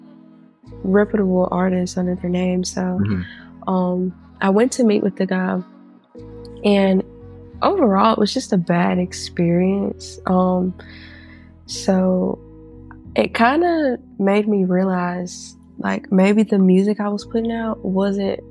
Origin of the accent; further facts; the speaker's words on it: Mississippi, United States; I'm from Mississippi